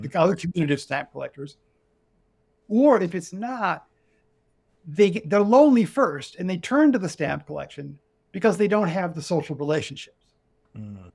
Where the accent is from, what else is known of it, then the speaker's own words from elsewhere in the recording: United States; I'm an American. I'm in America.